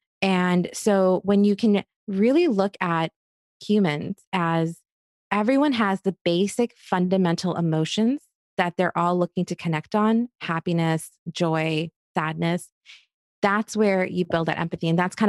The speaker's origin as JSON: {"language": "English", "country": "Egypt", "tie": "born or raised there", "said": "It didn't matter if I was growing up in Egypt, if I was visiting cousins in India or in Queens, New York."}